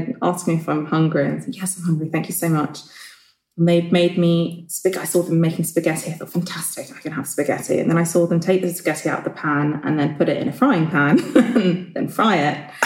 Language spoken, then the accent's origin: English; London, United Kingdom; I grew up in Clapham and I went to school in Streatham and then I went to school in New Cross.